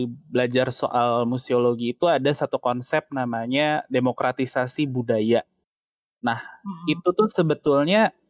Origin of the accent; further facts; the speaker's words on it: Jakarta, Indonesia; born there; lahir di sini sih, maksudnya jadi nggak deket dengan kebudayaan dua etnis itu gitu.